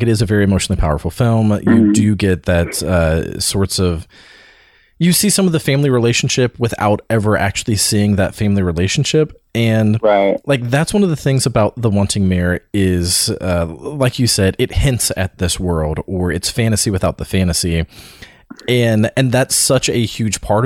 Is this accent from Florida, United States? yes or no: yes; Florida, United States; I grew up in Florida